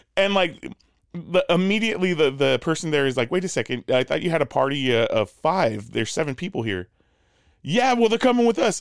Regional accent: Southern California, United States; also born or lived in El Paso, Texas; I grew up in uh in Southern California for the most part, but like uh mm. you know we did we did live a little bit in El Paso

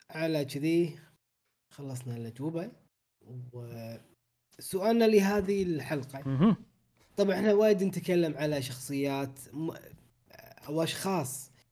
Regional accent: Bahrain; الخير نسخه الفيزيكال للحين ما وصلت عندنا في البحرين

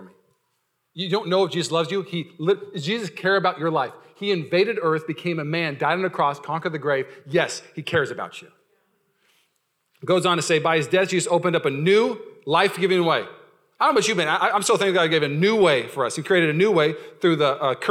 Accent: Washington, United States; I grew up in Washington

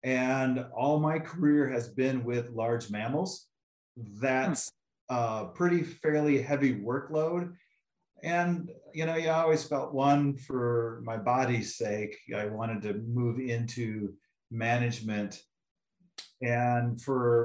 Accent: Northwest Iowa, United States; also born or lived in Tulsa, Oklahoma / Philadelphia, Pennsylvania / Atlanta, Georgia / Duluth, Minnesota; now in Pocatello, United States; I grew up in the real Iowa in Northwest Iowa

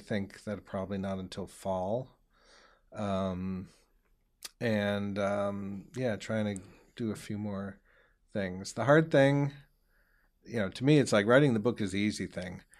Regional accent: Newton, Massachusetts, United States; also born or lived in Melrose; now in Malden, United States; I grew up in Newton, so I'm a Newton boy

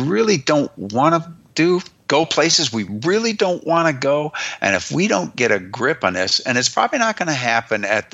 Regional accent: United States; I am an American

